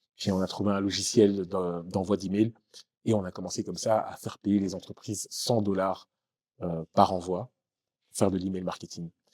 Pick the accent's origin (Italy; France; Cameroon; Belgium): Belgium; Waterloo, Wallonia; moved away as an adult; also born or lived in Congo / Kinshasa; now in Marrakech, Morocco; James Dino, avec qui j'ai grandi à Waterloo